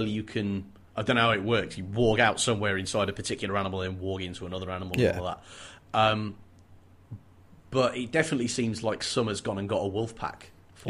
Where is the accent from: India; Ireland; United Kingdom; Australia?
United Kingdom; England; I am English